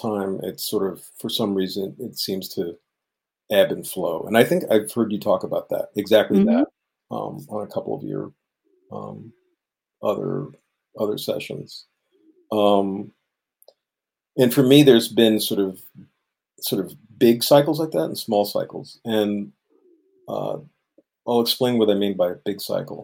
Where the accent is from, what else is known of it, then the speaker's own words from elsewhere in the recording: New York City, New York, United States; moved away as an adult; now in Evanston, United States; I lived born and raised in New York City